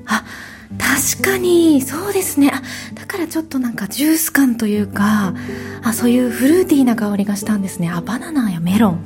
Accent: Kansai, Japan; 私関西が地元なので

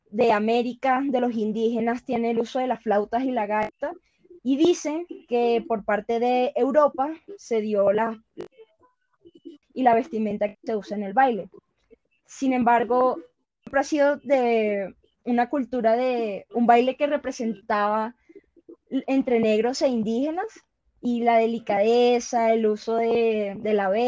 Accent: Caribbean Region, Colombia; En la costa caribe, que es de donde yo soy, em, tenemos el bullerengue, el garabato, mapalé, la cumbia.

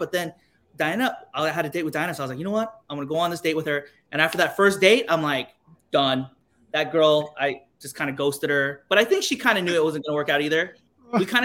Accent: Texas, United States; now in Hawaii, United States; I was raised in Texas, so I'm not really even Korean.

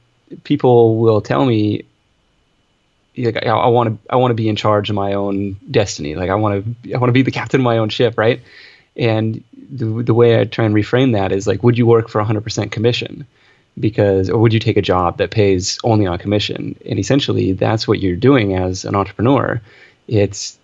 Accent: Seattle, Washington, United States; I grew up in Seattle. I grew up near Seattle, out in kind of suburbia out there

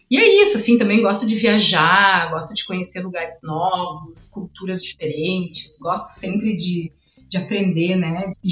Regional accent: Porto Alegre, Rio Grande do Sul, Brazil; also born or lived in Ribeirão Preto; Eu nasci lá, mas com dois anos e meio já vim para Porto Alegre e aqui me criei, né? Cresci aqui, já morei em vários lugares, mas aqui é minha cidade, né? Minha casa. Sou gaúcha mesmo. Eu voltei de Ribeirão falando porta.

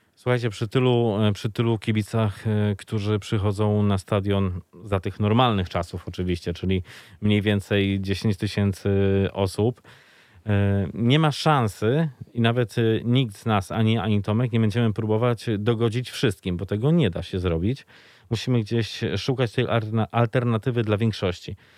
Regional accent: Lublin, Lublin Voivodeship, Poland; jako mały chłopiec e, czekałem w niedzielę już e, pod blokiem na lubelskich LSM-ach

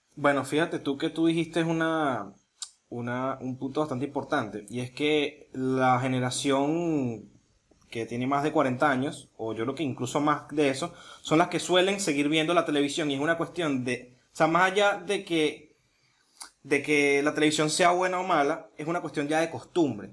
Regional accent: Venezuela; moved away; nosotros como inmigrantes, que obviamente venimos de allá de Venezuela

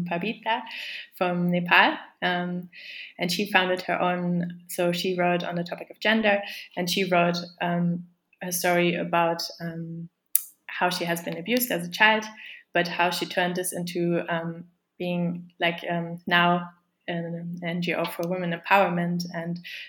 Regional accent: Germany; moved away as an adult; also born or lived in The Hague, Netherlands; I'm from Germany

